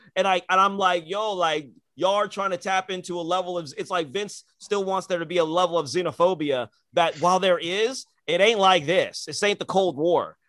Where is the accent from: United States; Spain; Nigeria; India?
Nigeria; as a Nigerian